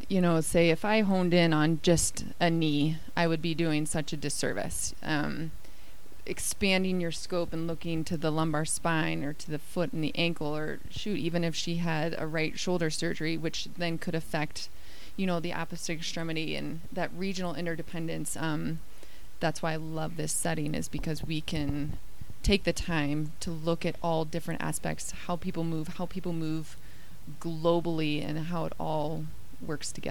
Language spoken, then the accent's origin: English; Midwest, United States; also born or lived in Iowa / Indiana / Virginia / Colorado; I grew up moving around a lot. Um, I grew up mostly in the Midwest, Iowa and Indiana. Um, went to Virginia, and then we made our way out to Colorado with my family.